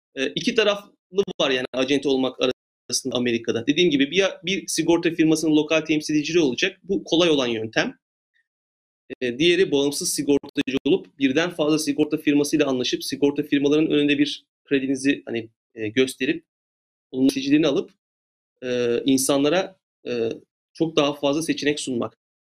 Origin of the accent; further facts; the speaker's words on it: Turkey; moved away as an adult; now in Los Angeles, United States; ben de bir Türk olarak, Türkçe konuşan birisi olarak